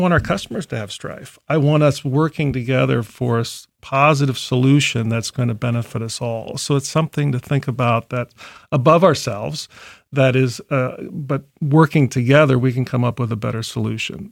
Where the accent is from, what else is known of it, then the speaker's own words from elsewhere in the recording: Columbus, Ohio, United States; also born or lived in Chicago; I grew up in Columbus, so I, I went to what's now Thomas Worthington before Worthington